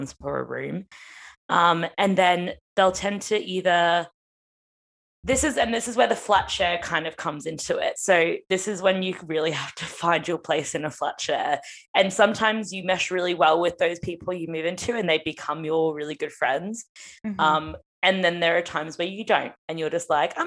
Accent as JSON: {"language": "English", "country": "Australia", "moved": "as an adult", "lives_now": "London, United Kingdom", "said": "I'm Aussie"}